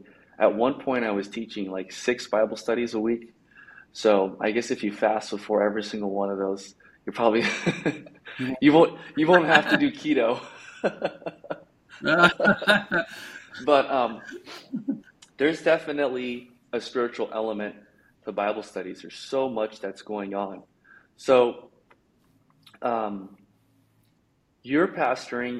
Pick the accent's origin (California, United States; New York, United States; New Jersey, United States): California, United States; Bay Area; moved away; I'm from the Bay Area. I don't live in the Bay Area anymore